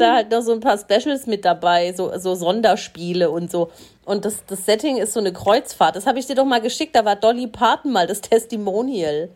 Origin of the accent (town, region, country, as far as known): Swabia, Baden-Württemberg, Germany